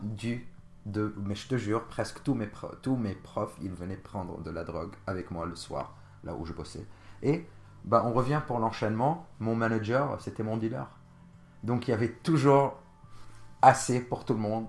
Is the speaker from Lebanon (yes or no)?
yes; Jounieh, Keserwan-Jbeil, Lebanon; moved away as an adult; also born or lived in Bordeaux, France; now in Paris, France; je suis originaire, je suis né au Liban, d'une ville qui s'appelle Jounier, Et bah, j'ai vécu jusqu'à mes 25 ans au Liban